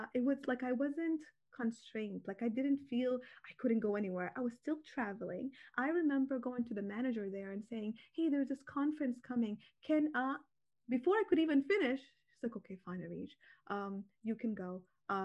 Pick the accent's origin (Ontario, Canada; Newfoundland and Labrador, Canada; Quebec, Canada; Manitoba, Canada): Ontario, Canada; Toronto; So I was raised here in Toronto, Canada, and I went to school here